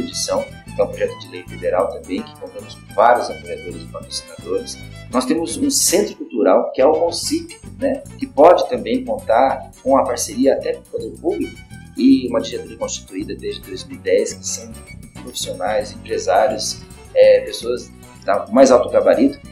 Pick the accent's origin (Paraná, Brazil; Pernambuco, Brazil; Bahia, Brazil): Paraná, Brazil; Londrina; moved away as an adult; also born or lived in Europe; Eu nasci em Londrina, eu morei já em vários lugares aqui em Londrina, a gente mudou-se várias vezes